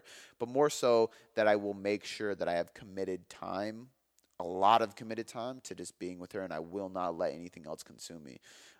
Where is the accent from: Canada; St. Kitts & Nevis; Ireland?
Ireland; Not only does my name literally mean helper in Gaelic, and I'm Irish, but that's what I do for a living, man.